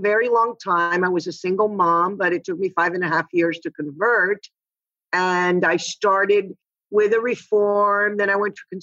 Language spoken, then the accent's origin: English; Miami, Florida, United States; also born or lived in Cuba; I was born in Cuba, and my parents moved to Miami during the Castro Revolution, right in 1960. I was 4 years old